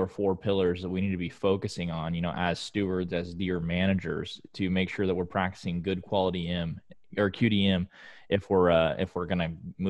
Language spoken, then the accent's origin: English; Oklahoma, United States; I'm from Oklahoma, and that's, you know, in Northeast Oklahoma